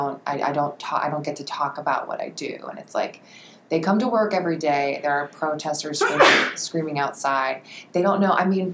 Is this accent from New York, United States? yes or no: no; Ohio, United States; moved away; I'm from Ohio